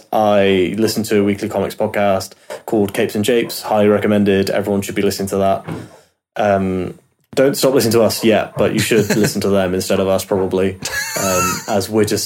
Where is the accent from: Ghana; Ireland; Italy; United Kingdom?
United Kingdom; Obviously, being British, it's a bit of a thrill to get a character from where I'm from.